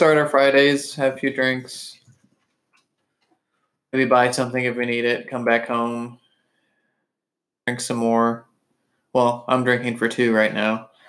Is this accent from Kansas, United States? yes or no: yes; Kansas, United States; When I was growing up, Kansas wouldn't even let you buy anything on Sundays